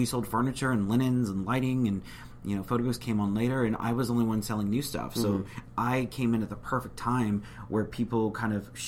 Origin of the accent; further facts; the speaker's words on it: San Antonio, Texas, United States; also born or lived in Houston; I'm actually from San Antonio. I guess I've lived there pretty much ever since I was a kid.